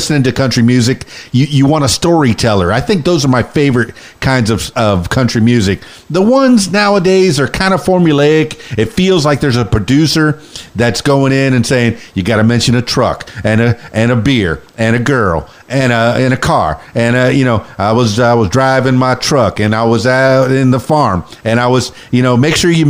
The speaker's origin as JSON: {"language": "English", "town": "Miami", "region": "Florida", "country": "United States", "said": "I'm from Miami, and that's a wet heat."}